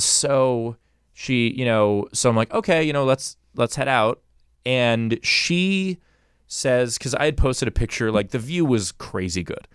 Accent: New York, United States; now in Los Angeles, United States; I'm from New York

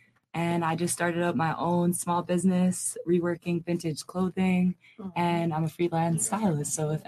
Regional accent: Long Island, New York, United States; now in Miami, United States; I'm from Long Island, New York. I live here now. I went to school here.

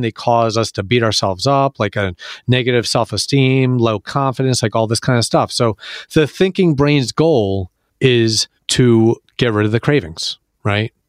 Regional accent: Philadelphia, Pennsylvania, United States; I'm from Philadelphia

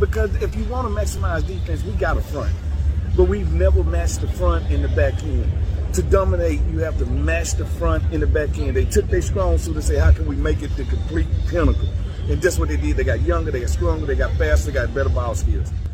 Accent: the South, United States; I'm from the South.

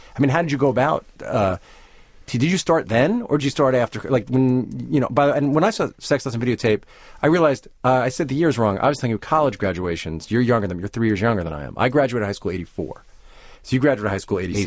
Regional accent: Roslyn, New York, United States; I grew up in Roslyn

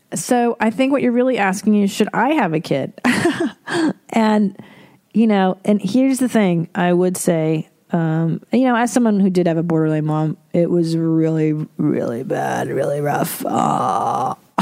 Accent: Windsor, Ontario, Canada; I am an Ontario person too. I'm from Windsor

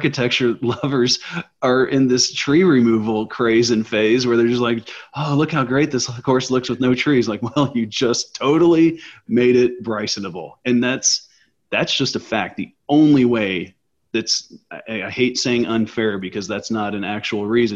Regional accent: Plano, Texas, United States; I grew up here in Plano

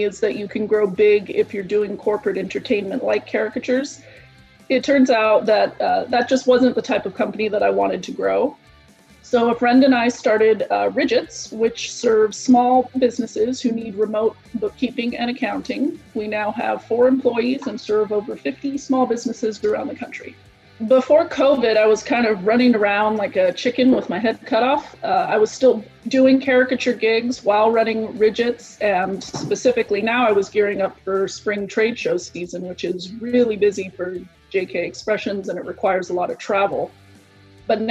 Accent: San Diego, California, United States; I'm from San Diego, California

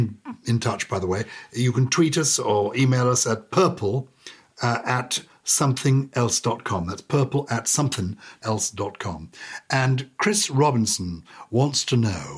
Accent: United Kingdom; I'm British of a certain generation

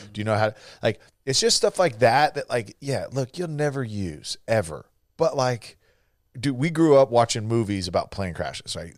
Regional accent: California, United States; now in Texas, United States; growing up in California that's, you know, very anti-gun, and then moving to Texas

